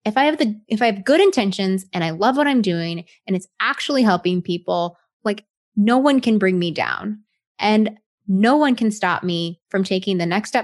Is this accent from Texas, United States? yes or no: yes; Texas, United States; moved away; I was born and raised in Texas. So I'm a Southern